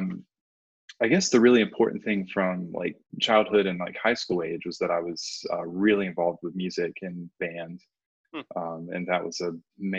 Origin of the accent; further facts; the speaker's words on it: Haywood County, North Carolina, United States; I grew up here in Haywood County